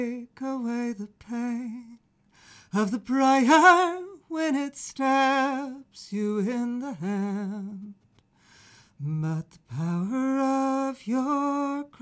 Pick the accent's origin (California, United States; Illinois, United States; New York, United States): Illinois, United States; Chicago; moved away as an adult; also born or lived in Spain / Ireland; now in Cornwall, United Kingdom; I grew up in Chicago, which is where my mother was from.